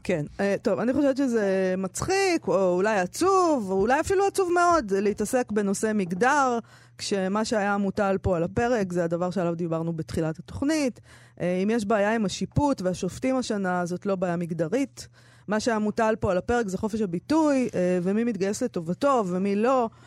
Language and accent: Hebrew; Herzliya, Tel Aviv District, Israel; הספרייה שהייתי הולכת אליה בילדותי, בהרצליה